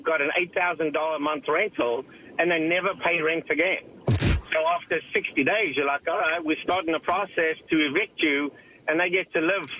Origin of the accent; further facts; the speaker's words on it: South Africa; now in United States; I'm originally from South Africa, but 20 years in the U.S., and the accent's gone away a little bit.